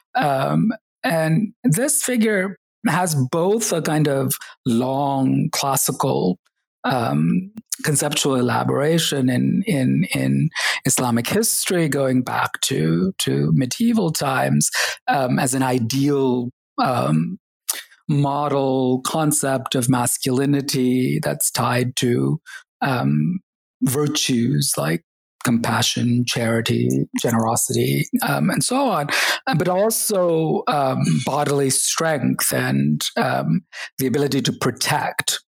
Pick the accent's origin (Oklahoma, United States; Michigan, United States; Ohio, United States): Oklahoma, United States; also born or lived in Kerala, India / upstate New York / Texas; we ended up growing up in the US uh, between upstate New York for a year and um, Texas and Oklahoma um, for um, many years. Um, so, finished high school in Oklahoma